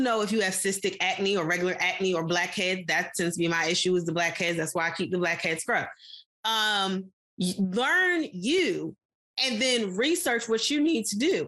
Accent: United States; we as American people

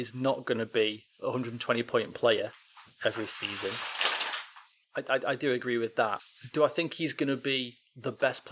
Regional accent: England, United Kingdom; being English

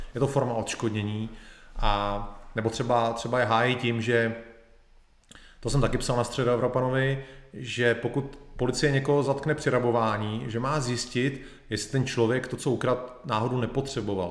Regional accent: Czechia; u nás v Čechách

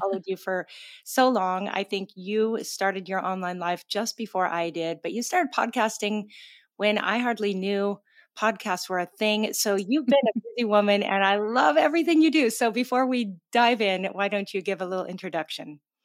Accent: Gig Harbor, Washington, United States; moved away; I'm from Gig Harbor, Washington

